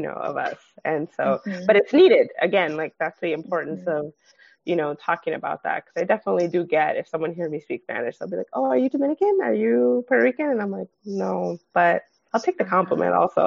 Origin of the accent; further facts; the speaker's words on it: Los Angeles, California, United States; also born or lived in San Gabriel Valley / Pasadena; I grew up in the San Fernando Valley.